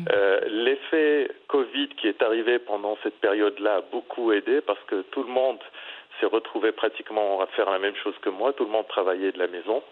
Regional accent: Morocco; also born or lived in Middle East; now in Bali, Indonesia; en tant que Marocain et ayant résidé très longtemps au Moyen-Orient.

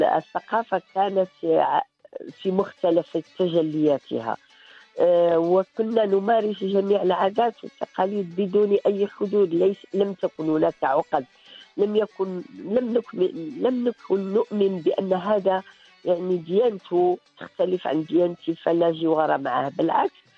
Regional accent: Morocco; حنا اولى مغاربه

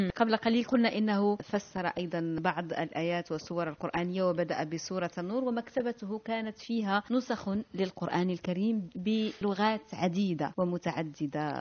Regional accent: Morocco; أنا كمغربية أشعر بالفخر

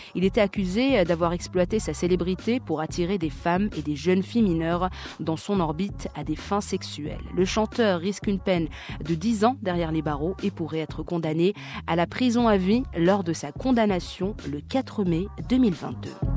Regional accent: Morocco; pour nous, Marocains

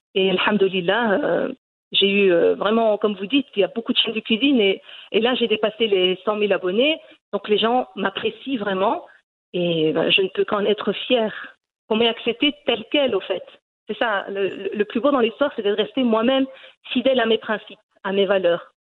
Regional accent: Brussels, Brussels-Capital Region, Belgium; Je suis née en Belgique. Et euh, je suis donc d'origine marocaine. Mes parents ont, émigré en Belgique

